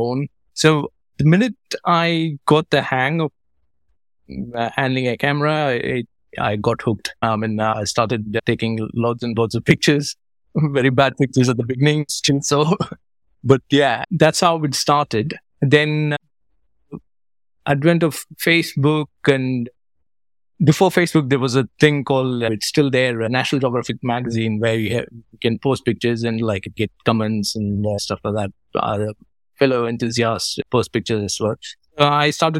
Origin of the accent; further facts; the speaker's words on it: Madurai, Tamil Nadu, India; moved away as an adult; also born or lived in New York State, United States; now in London, United Kingdom; I'm from Madurai originally, and then around 22 years back, I moved to London